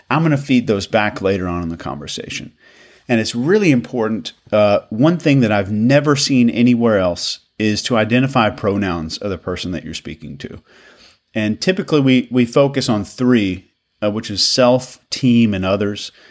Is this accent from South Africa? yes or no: no; Arkansas, United States; moved away; I'm from uh, originally from Arkansas, so when I go back home, my accent is doesn't sound like this, and I don't try to do that.